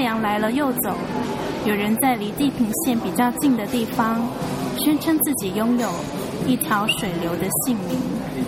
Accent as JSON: {"language": "Chinese", "country": "Hong Kong", "tie": "born or raised there", "also_born_or_lived": "Zhongshan, Guangdong, China", "second_language": "Chinese", "said": "小学二三年级来的香港"}